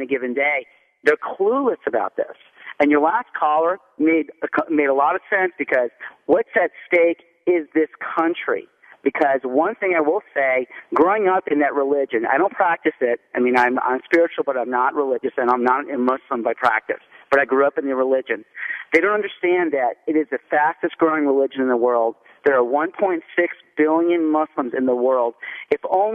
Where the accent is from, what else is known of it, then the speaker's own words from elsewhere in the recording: United States; I am actually a first-generation Syrian immigrant. I was born in the United States